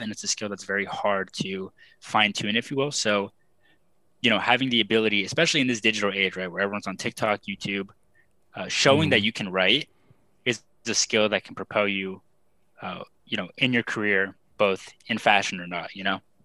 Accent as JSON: {"language": "English", "region": "South Texas", "country": "United States", "tie": "born or raised there", "also_born_or_lived": "San Jose, California", "moved": "as an adult", "lives_now": "Buffalo, United States", "said": "I grew up in South Texas"}